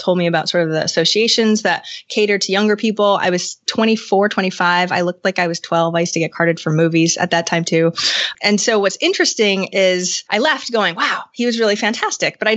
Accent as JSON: {"language": "English", "region": "Maine", "country": "United States", "moved": "as an adult", "said": "I'm from Maine, but I moved back to Maine from getting a degree in computers and working in tech."}